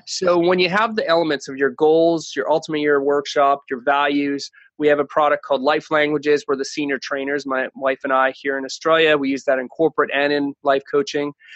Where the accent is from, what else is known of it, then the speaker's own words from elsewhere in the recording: Canada; moved away; I'm originally from Canada